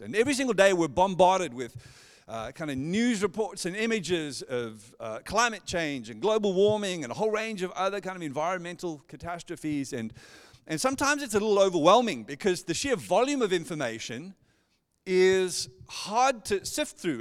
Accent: Johannesburg, Gauteng, South Africa; moved away as an adult; now in Perth, Australia; born and raised in Johannesburg, South Africa, and moved here in, oh, two thousand seven with my wife

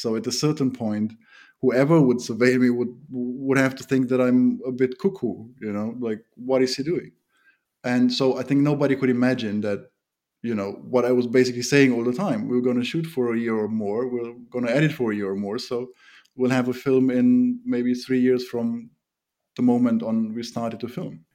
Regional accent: Germany; also born or lived in Romania; now in Bucharest, Romania; My mother was part of the German minority that lives in Romania

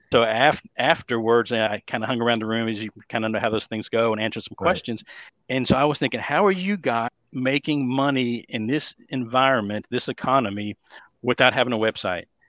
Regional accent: Dallas, Texas, United States; accent: Texas; born and raised here in the Dallas, Texas area, if you can't tell by my lovely Texas accent

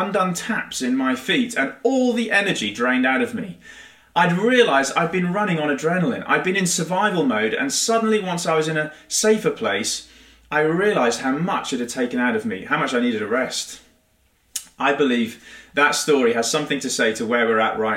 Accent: United Kingdom; being rather British

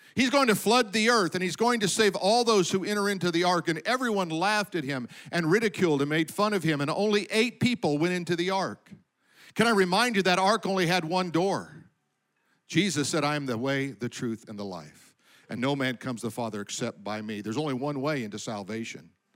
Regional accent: Colorado, United States; I remember growing up, we lived in Colorado, I was born in Colorado

